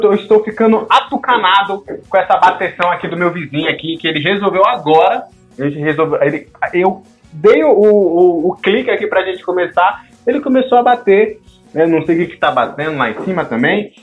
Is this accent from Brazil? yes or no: yes; São Paulo, Brazil; eu e Tiagão somos de São Paulo